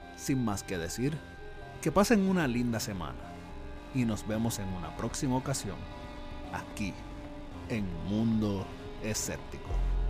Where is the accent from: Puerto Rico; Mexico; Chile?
Puerto Rico; also born or lived in New York; now in United States; como puertorriqueño perdido pues, en Estados Unidos